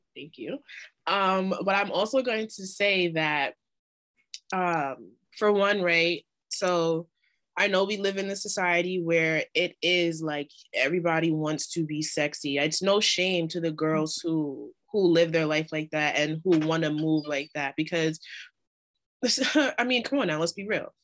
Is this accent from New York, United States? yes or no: yes; New York, United States; I'm from New York